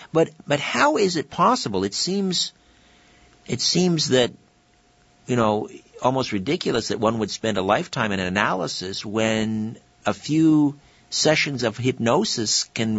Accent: United Kingdom; We see, I'm British, and that's my background.

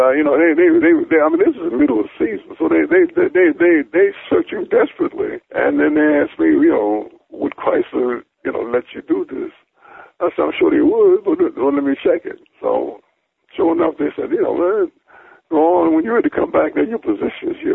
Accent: Alexandria, Virginia, United States; my hometown of Alexandria

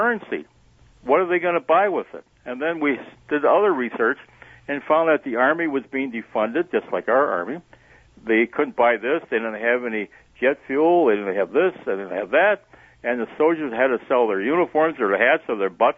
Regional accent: Sheboygan, Wisconsin, United States; I grew up in Sheboygan

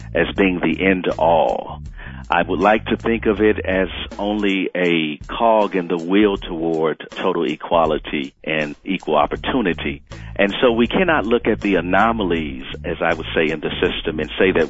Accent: Milwaukee, Wisconsin, United States; I grew up in Milwaukee, Wisconsin, in the urban center, as you would say, the inner city

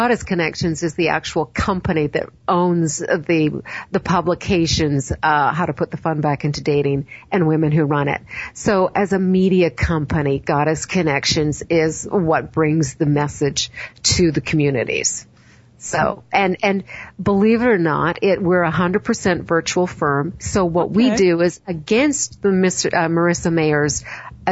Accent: Canada; I'm Canadian

